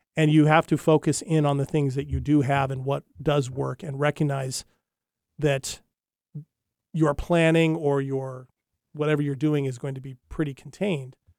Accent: Hawaii, United States; I grew up in Hawaii

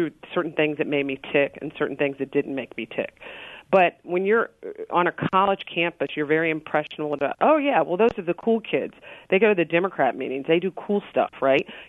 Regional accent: Richmond, Virginia, United States; I'm from Richmond, Virginia

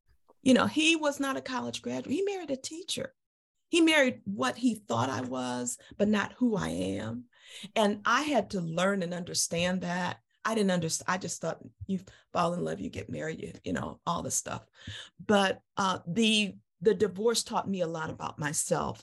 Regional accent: Chicago, Illinois, United States; moved away as an adult; came to Chicago and my hometown and lived with my dad

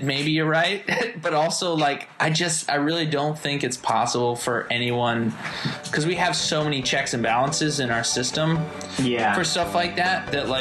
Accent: United States; also born or lived in New York / Los Angeles; I grew up in New York and L.A.

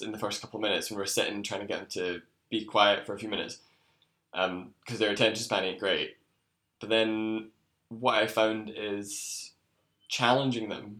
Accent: Scotland, United Kingdom; I was back in Scotland

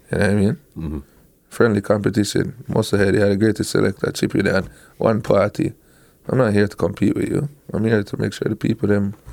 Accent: Toronto, Ontario, Canada; He's the man from New York, but I am the man from Toronto.

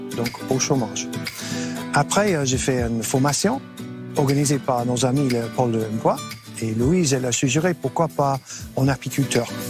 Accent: England, United Kingdom; French is a second language; moved away as an adult; now in Basque Country, France; un petit accent, je suis anglais

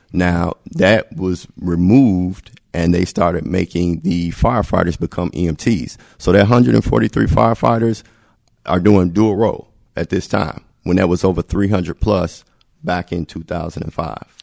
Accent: Gary, Indiana, United States; I'm from Gary

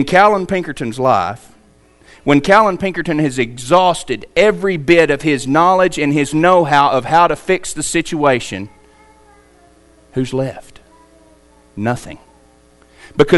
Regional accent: United States; we're an American

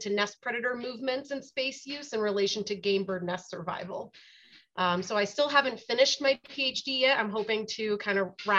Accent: East Coast, United States; moved away as an adult; also born or lived in Delaware / West Virginia / South Dakota; now in Nevada, United States; I grew up on the East Coast. I'm not a Nevada native.

